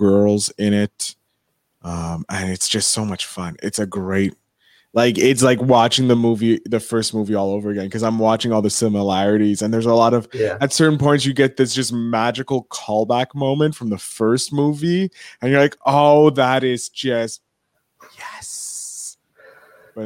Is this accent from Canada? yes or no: yes; Canada; I'm a Canadian